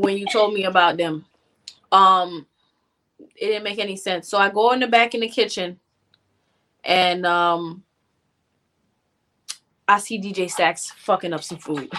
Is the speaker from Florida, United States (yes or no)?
yes; North Miami, Florida, United States; I'm from North Miami